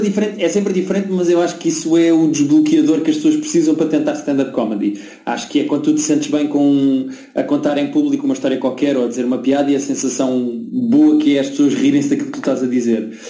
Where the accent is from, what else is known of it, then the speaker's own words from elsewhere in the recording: Lisbon, Portugal; accent: Lisbon accent; eu também tenho destaque, não é? Tenho destaque de Lisboa.